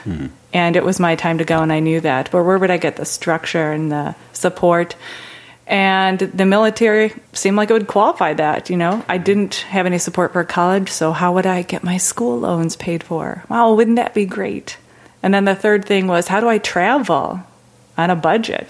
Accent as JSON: {"language": "English", "town": "Chicago", "region": "Illinois", "country": "United States", "tie": "born or raised there", "said": "I'm originally from a suburb of Chicago"}